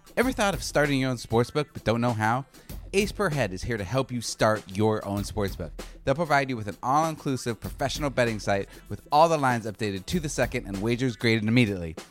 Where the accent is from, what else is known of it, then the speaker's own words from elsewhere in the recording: Arizona, United States; now in Los Angeles, United States; I'm, I'm from Arizona